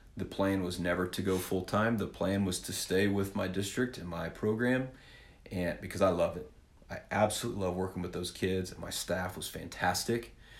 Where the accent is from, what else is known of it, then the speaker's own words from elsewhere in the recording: Winfield, Kansas, United States; I am originally from Winfield, Kansas. If you need to know that, small town in south central Kansas